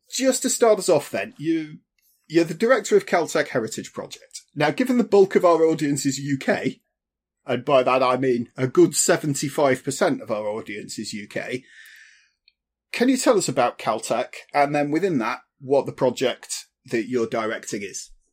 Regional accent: United Kingdom; being British

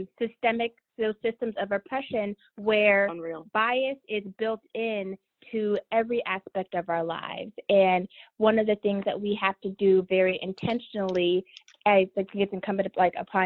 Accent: Milwaukee, Wisconsin, United States; I grew up in Milwaukee

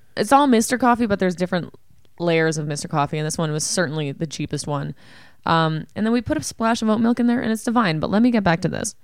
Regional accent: Ontario, Canada; where we grew up in Ontario

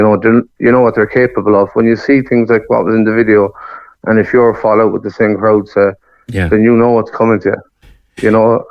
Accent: Sligo, Connacht, Ireland; moved away as an adult; I'd say Sligo.

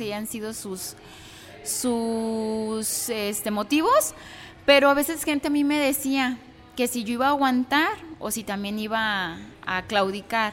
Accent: Zapotlanejo, Jalisco, Mexico; soy de aquí de Zapotlanejo, mi familia es también orundia de aquí

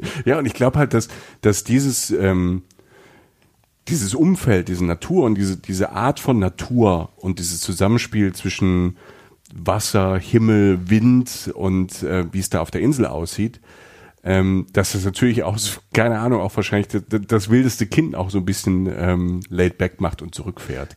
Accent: Southern Germany, Germany; ich als ähm, Süddeutscher

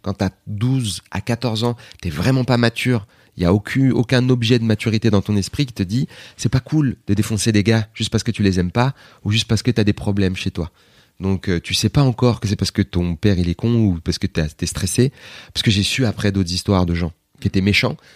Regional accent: Aubervilliers, Île-de-France, France; mon enfance à Aubervilliers.

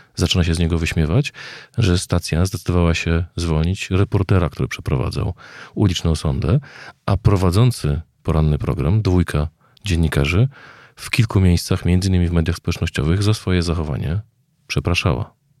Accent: Kraków, Lesser Poland, Poland; Ja wychowałem się w Krakowie

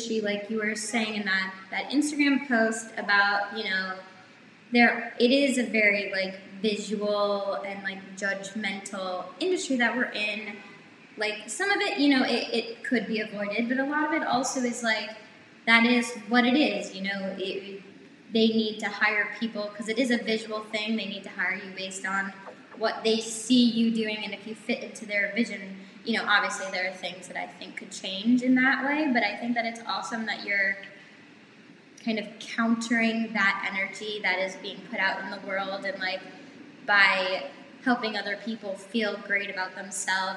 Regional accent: Somerville, Massachusetts, United States; I'm from just outside Boston, a city called Somerville, so we have a subway.

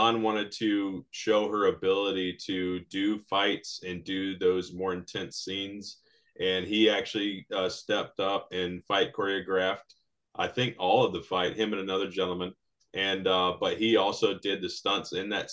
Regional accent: United States; We're both American Latinos raised by very Latino parents

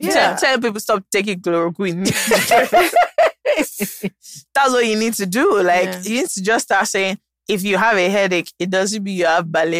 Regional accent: Nigeria; You always find things to celebrate as a Nigerian.

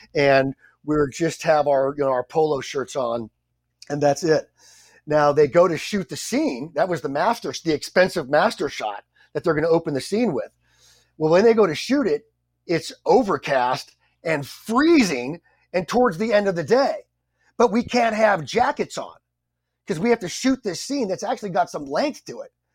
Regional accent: San Diego, California, United States; I'm from San Diego

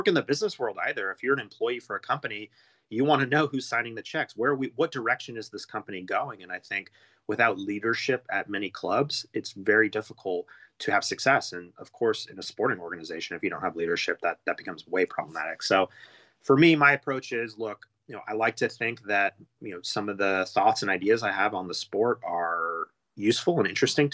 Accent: United States; being an American

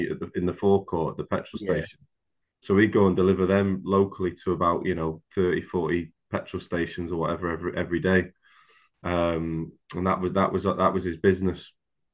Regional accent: Accrington, North West England, United Kingdom; I was born in Accrington in Lancashire.

